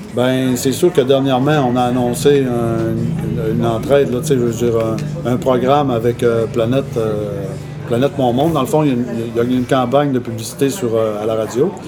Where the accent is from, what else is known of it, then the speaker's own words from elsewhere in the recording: Manic-5, Quebec, Canada; suis sur la Côte-Nord. Je suis né à Manic 5, au pied du barrage de Manic 5.